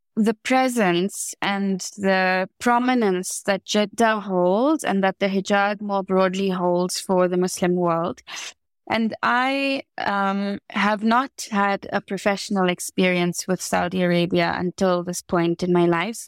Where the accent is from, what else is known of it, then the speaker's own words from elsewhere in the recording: South Africa; growing up in the Rainbow Nation